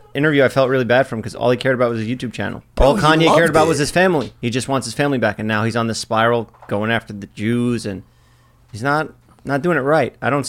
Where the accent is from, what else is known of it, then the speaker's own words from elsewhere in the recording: Ohio, United States; Ever since Jake and I were little kids growing up in Ohio together